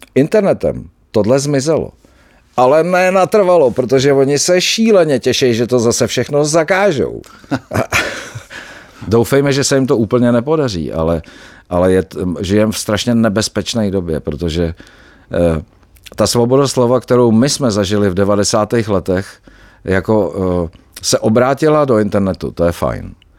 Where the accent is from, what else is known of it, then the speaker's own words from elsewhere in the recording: Czechia; jsme Češi